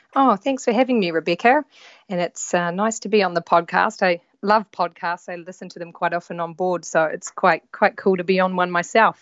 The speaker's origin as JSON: {"language": "English", "country": "New Zealand", "tie": "born or raised there", "also_born_or_lived": "London", "moved": "as an adult", "said": "I'm from New Zealand. I grew up in New Zealand"}